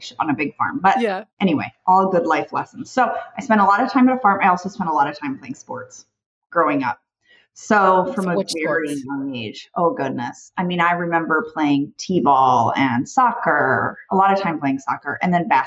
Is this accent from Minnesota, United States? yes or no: yes; Arden Hills, Minnesota, United States; moved away as an adult; now in Houston, United States; So I am actually from Minnesota. So I grew up in the suburbs of the Twin Cities called Arden Hills, birth through 18 in Minnesota